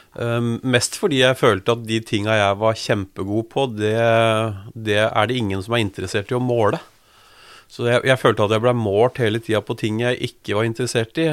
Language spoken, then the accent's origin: Norwegian; Drammen, Buskerud, Norway; jeg er født og oppvokst i Drammen.